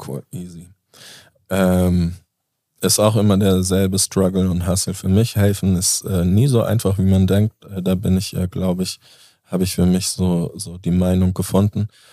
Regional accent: Föhr, Schleswig-Holstein, Germany; now in Hamburg, Germany; wo ich groß geworden bin. In Föhring.

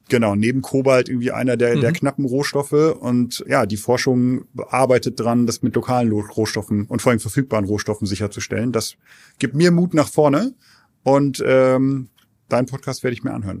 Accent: Germany; also born or lived in London, United Kingdom / Sweden; als Europäer oder als, als Deutsche

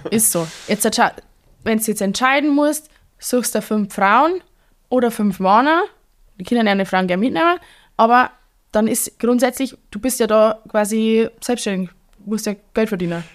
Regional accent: Bavaria, Germany; accent: Bavarian; ich doch ein bisschen stärkeres Bayerisch sprich als ihr

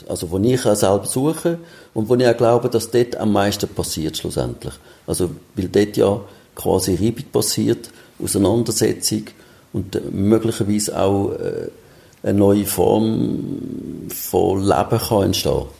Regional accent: Switzerland; bei uns in der Schweiz

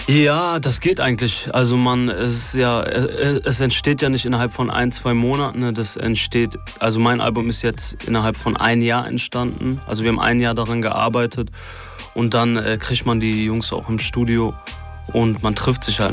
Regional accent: Duisburg, North Rhine-Westphalia, Germany; ich komme aus Duisburg

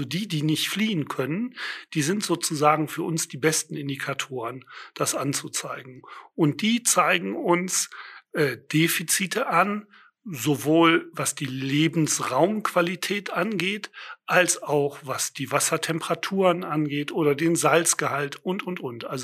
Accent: Düsseldorf, North Rhine-Westphalia, Germany; Also ich bin am Rhein auch aufgewachsen und äh, kenne den Rhein begleitet von großen Schaumbergen äh, in Düsseldorf, Benrath und Urdenbach.

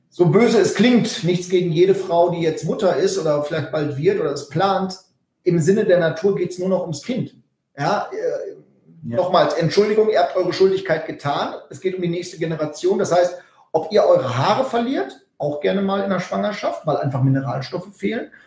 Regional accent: North Rhine-Westphalia, Germany; also ich komme aus dem Westfälischen, da spricht man von einer Pläte.

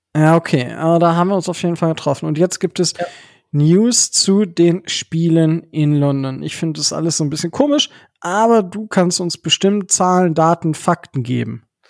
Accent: Northern Germany, Germany; moved away; nach Hause von also nach in den Norden in meiner Heimat

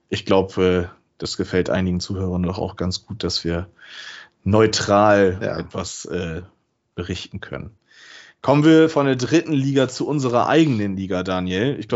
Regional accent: Bremen, Germany; ich kann als Bremer dann wieder auf ein Heimspiel gegen Delmhorst in der ersten Runde im Weserstadion eventuell hoffen.

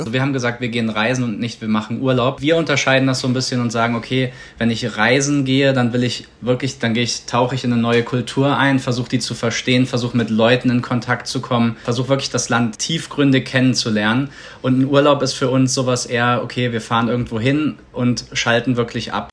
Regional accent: Germany

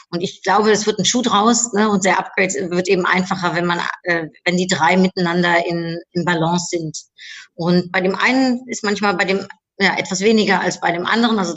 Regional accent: Cologne, North Rhine-Westphalia, Germany; also born or lived in Netherlands; Also ich bin in Holland geboren, in äh, Köln aufgewachsen und äh, äh seitdem 26 Mal umgezogen.

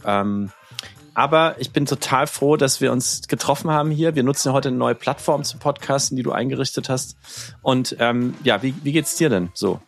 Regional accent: Nuremberg, Bavaria, Germany; now in New York, United States; meine Heimatstadt Nürnberg

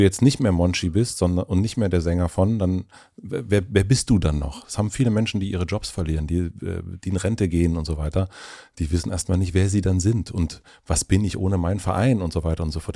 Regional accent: southern Brandenburg, Germany; ich bin auch auf einem kleinen Dorf aufgewachsen in Südbrandenburg

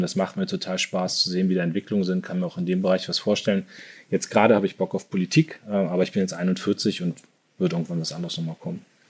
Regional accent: Munster, Lower Saxony, Germany; moved away as an adult; also born or lived in Soltau / Hannover / Düsseldorf / New York; Ich bin äh, in, in Soltau geboren, in Munster, also nicht Münster, sondern Munster aufgewachsen, in Lüneburger Heide

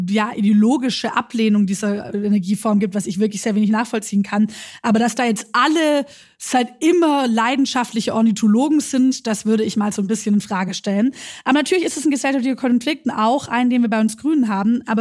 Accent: Schwäbisch Gmünd, Baden-Württemberg, Germany; ich komme aus einem Wahlkreis, ich komme aus Schwäbisch Gmünd. Ähm, dort gibt es die Mutlanger Friedenshütte.

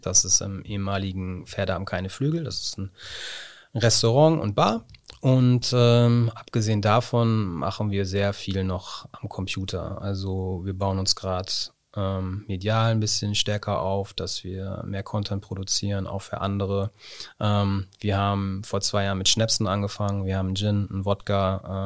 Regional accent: Osnabrück, Lower Saxony, Germany; ich bin in Schinkel-Ost groß geworden

